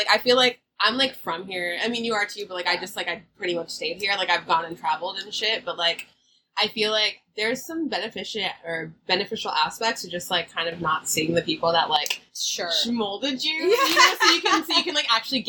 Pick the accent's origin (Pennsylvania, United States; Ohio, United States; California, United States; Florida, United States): California, United States; the Bay Area; we're from the Bay.